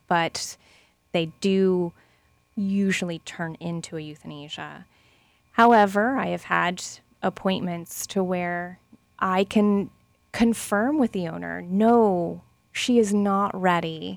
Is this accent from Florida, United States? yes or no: yes; Lakeland, Florida, United States; moved away; I'm actually second generation Lakelander